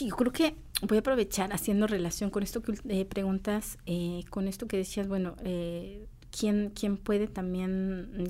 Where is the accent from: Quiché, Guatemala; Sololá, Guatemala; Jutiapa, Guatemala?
Quiché, Guatemala; Chichicastenango; yo soy de Chichi, es un gusto de una chichica azteca que lo hizo una mujer de Santiago Titlán.